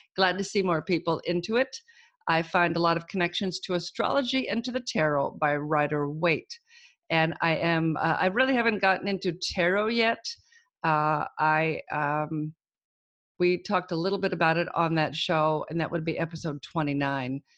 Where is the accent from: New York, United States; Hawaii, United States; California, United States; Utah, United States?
California, United States; Auburn; I'm from Auburn